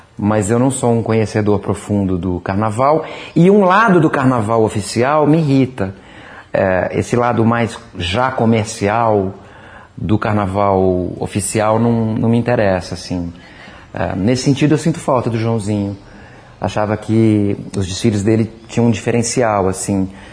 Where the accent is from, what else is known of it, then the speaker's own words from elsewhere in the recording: São Paulo, Brazil; moved away as an adult; now in Rio de Janeiro, Brazil; Sou paulistano